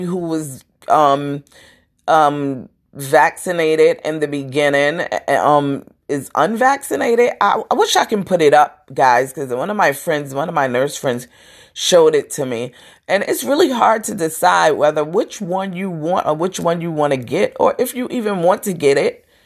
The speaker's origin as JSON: {"language": "English", "town": "New York City", "region": "New York", "country": "United States", "said": "I'm from Brooklyn. We have our little deep throats, our deep talking"}